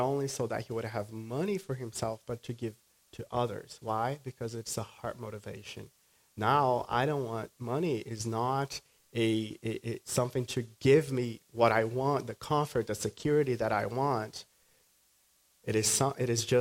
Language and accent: English; Brazil; moved away; I grew up in Brazil